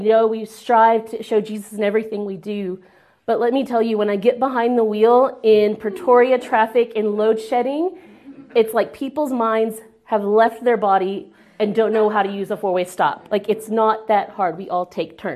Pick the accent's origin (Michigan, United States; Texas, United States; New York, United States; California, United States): Texas, United States; moved away; I'm too Texan, because there's a difference. Because there is a difference. I don't always claim America, but I will always claim Texas